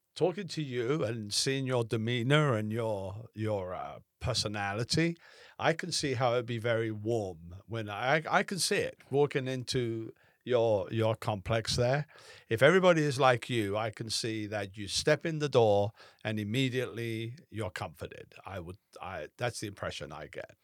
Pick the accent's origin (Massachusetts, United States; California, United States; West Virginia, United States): California, United States; Southern; moved away; I'm from Southern California